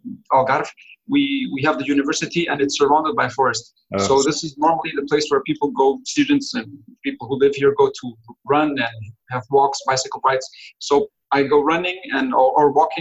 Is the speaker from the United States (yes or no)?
no; Mozambique; now in Portugal; I'm originally from Mozambique. That's my place of birth